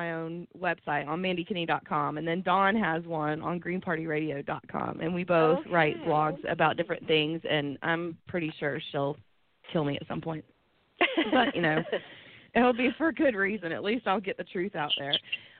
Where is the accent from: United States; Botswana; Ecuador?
United States; Arkansas; now in Atlanta, United States; I grew up in Arkansas